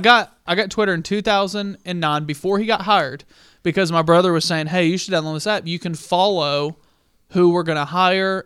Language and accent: English; the Bible Belt, United States; now in Albuquerque, United States; I grew up in Bible Belt